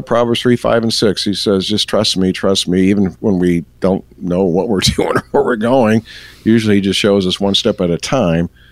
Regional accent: Elgin, Illinois, United States; I grew up in the Chicagoland area

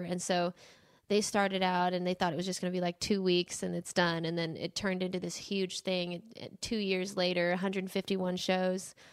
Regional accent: Phoenix, Arizona, United States; moved away as an adult; now in Nashville, United States; we grew up in Phoenix, Arizona

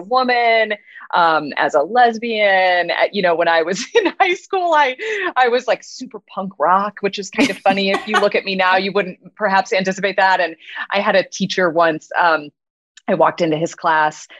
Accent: Midwest, United States; I grew up in the Midwest and I was a gay teenager in a, you know, pretty conservative

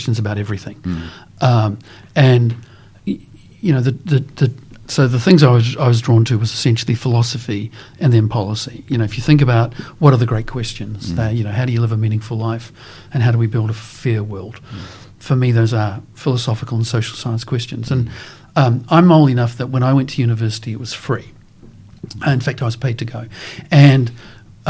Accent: New Zealand; growing up in New Zealand, being exposed to Maori culture

